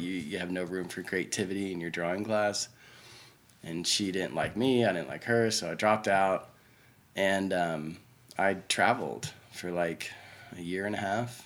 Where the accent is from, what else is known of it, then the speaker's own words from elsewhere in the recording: Oklahoma City, Oklahoma, United States; I was born and raised here in Oklahoma City